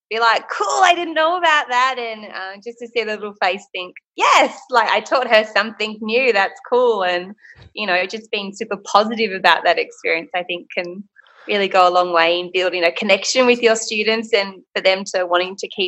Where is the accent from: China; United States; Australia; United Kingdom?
Australia; Port Macquarie, New South Wales; Port Macquarie.